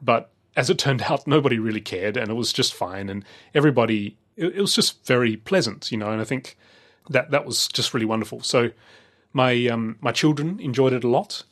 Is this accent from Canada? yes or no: no; Australia; growing up in Australia